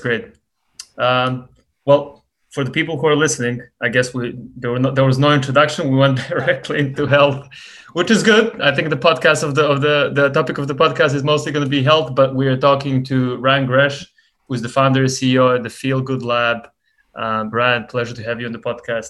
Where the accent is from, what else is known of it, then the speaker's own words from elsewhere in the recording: Montenegro; now in United States; I come from Montenegro